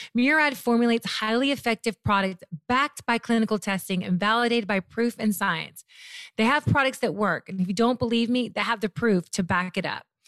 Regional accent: Murray, Kentucky, United States; moved away; also born or lived in Memphis, Tennessee / Mayfield, Kentucky; Born in Memphis, raised in Mayfield, Murray, Kentucky.

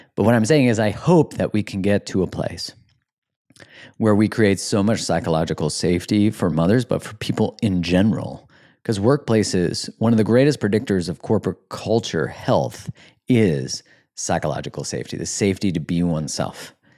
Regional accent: Canada; I'm from Canada

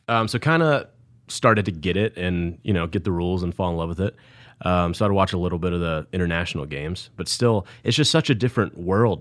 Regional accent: Snellville, Georgia, United States; East Side, Gwinnett County

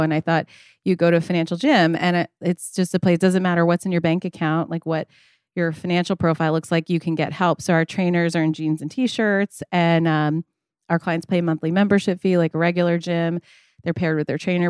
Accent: Long Island, New York, United States; also born or lived in New Orleans, Louisiana; I'm grew up on Long Island, but I was born in New Orleans

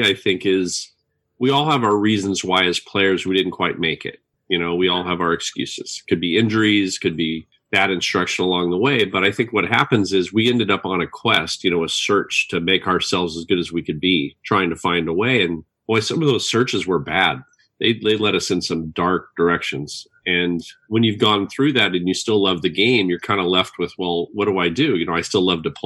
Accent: Los Angeles, California, United States; also born or lived in San Jose, California / Burbank, California; was born and raised in Hollywood, California

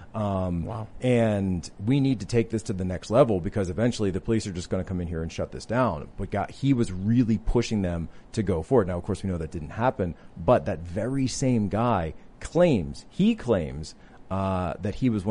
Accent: Philadelphia, Pennsylvania, United States; moved away; I'm from the Philadelphia area originally

